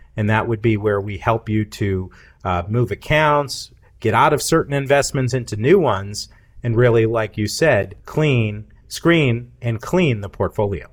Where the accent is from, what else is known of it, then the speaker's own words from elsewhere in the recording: Massachusetts, United States; moved away as an adult; also born or lived in Charleston; now in Cookeville, United States; I grew up in the North most of my life, in the Massachusetts